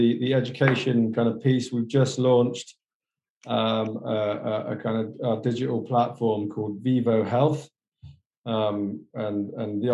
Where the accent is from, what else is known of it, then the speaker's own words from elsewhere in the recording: Somerset, South West England, United Kingdom; Somerset, which is the southwest, where me and my cousin, the CEO, were born.